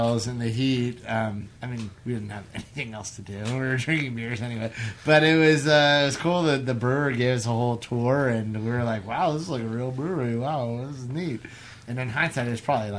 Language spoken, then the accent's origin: English; Healdsburg, California, United States; We grew up in Hillsburg. We both grew up in Hillsburg.